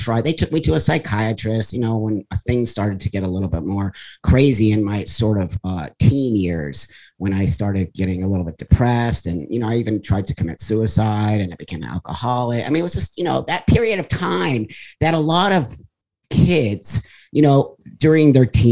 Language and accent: English; the Valley, California, United States; I was raised in the Valley here in California